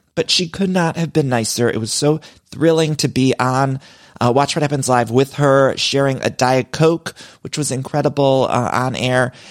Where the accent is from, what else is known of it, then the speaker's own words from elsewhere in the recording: Cleveland, Ohio, United States; Cleveland, my hometown